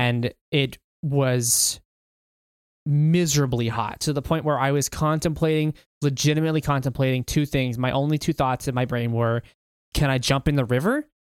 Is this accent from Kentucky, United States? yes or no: yes; Kentucky, United States; also born or lived in Alaska; I actually grew up in T, Kentucky